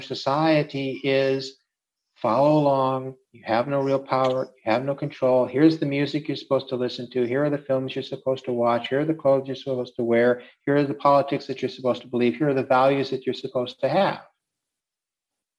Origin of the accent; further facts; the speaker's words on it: Minnesota, United States; now in Czech Republic; I grew up in Minnesota